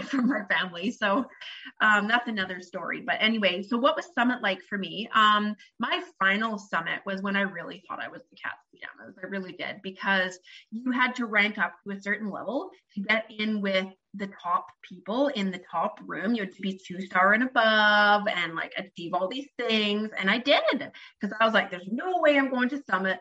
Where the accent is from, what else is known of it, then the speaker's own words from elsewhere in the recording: Canada; I'm Canadian.